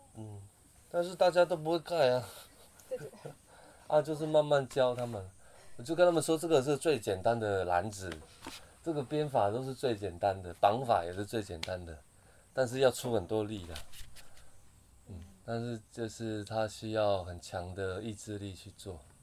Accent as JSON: {"language": "Chinese", "area": "a Puyuma tribal village", "region": "Taitung County", "country": "Taiwan", "tie": "born or raised there", "said": "我从小是在卑南族的部落长大的"}